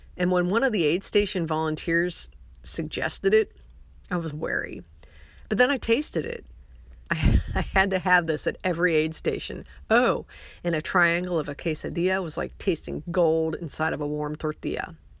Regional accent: Ohio, United States; now in McAllen, United States; I was born in Ohio

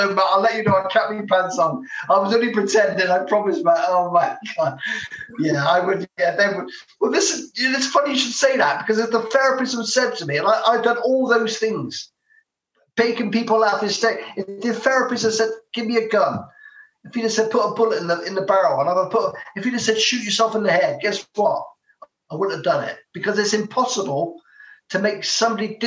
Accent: Bristol, South West England, United Kingdom; I'm from Bristol.

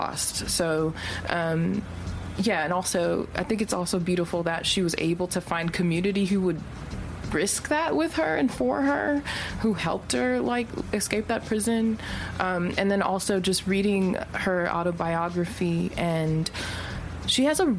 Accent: Los Angeles, California, United States; I grew up in South Central

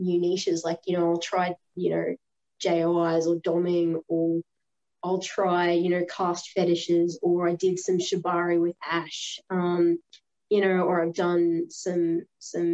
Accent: Australia; I'm an Aussie

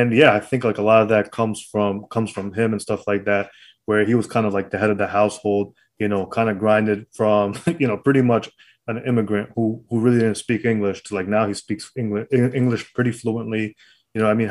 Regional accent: New York City, New York, United States; also born or lived in Brooklyn; I was born in Queens

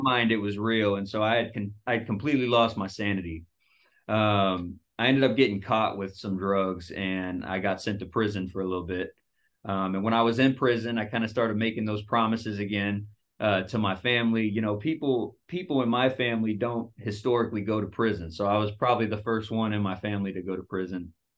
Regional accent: Dallas, Texas, United States; moved away as an adult; also born or lived in Seattle; I moved from Dallas, where I'm from

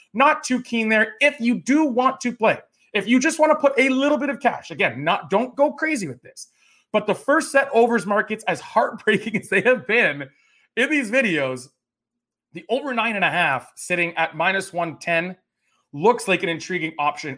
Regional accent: Canada; as a Canadian tennis fan

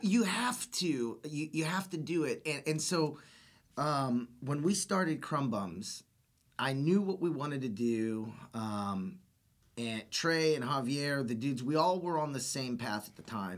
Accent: Austin, Texas, United States; I grew up here in Austin. I was born and raised in Austin

